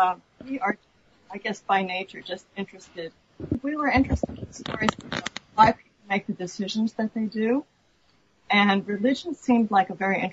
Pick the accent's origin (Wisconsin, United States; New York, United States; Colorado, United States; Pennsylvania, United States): New York, United States; New York City; now in Portland, United States; I'm from New York City originally